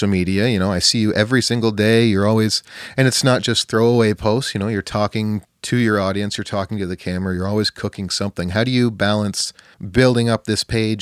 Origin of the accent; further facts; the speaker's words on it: Canada; as a Canadian